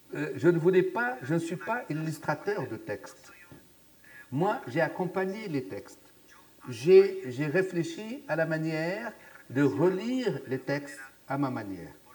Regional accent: Aurès, Algeria; also born or lived in Sahara; je suis né dans les Aurès, sous les montagnes, donc des Aurès

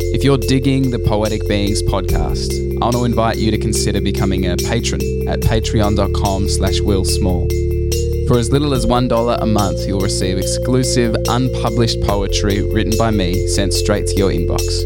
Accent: Canberra, Australian Capital Territory, Australia; moved away as an adult; now in Central Coast, Australia; growing up in Canberra

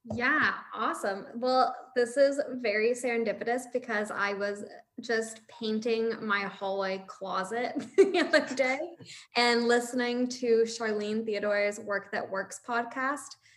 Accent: St. Catharines, Ontario, Canada; also born or lived in Windsor; I'm from Niagara, like I'm from St. Catharines.

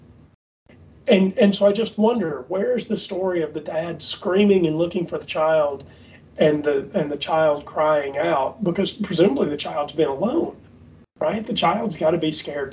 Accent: the South, United States; we grew up in the South where people really do hunting

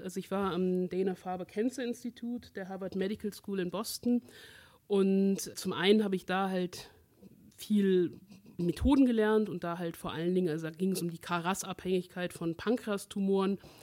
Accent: Aachen, North Rhine-Westphalia, Germany; ich bin ja aus Aachen

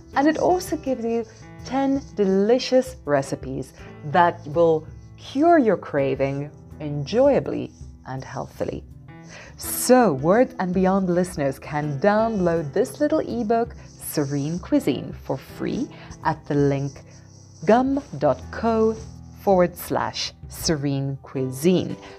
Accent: South Africa; moved away as an adult; also born or lived in Taiwan / Oman / Malaysia; as a South African who wanted to see the world, I started my career by teaching English in Taiwan

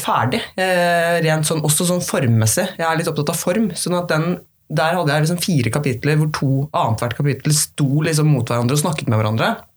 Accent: Norway; hjembygda mi i Flatholm

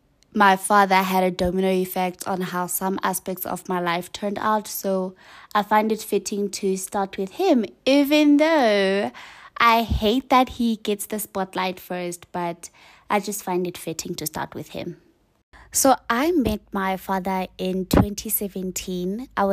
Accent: Eastern Cape, South Africa; I was born in Cape Town. I was raised in Eastern Cape and I've been relocating to different provinces.

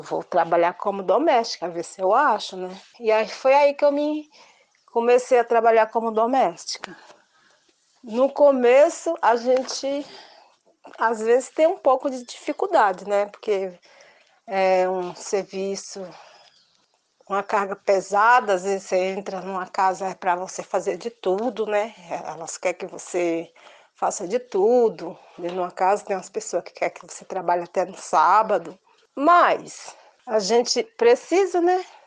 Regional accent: Itabuna, Bahia, Brazil; moved away as an adult; now in Taboão da Serra, Brazil; natural de da Bahia, Itabuna

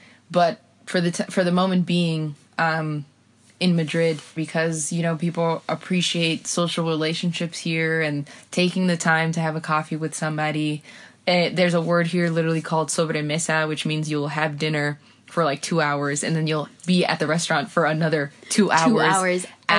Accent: Guatemala; accent: Guatemalan; You know, I'm over here, you know, with my Guatemalan voice, like, vení para acá, fíjate vos, fíjate, fíjate, va, que va, bah.

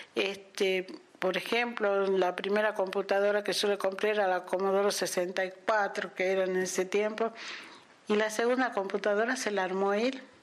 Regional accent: Salta, Argentina; de la ciudad de Salta

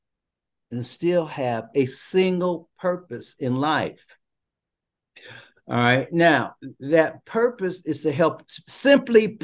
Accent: Cincinnati, Ohio, United States; I'm from the Cincinnati, Dayton area.

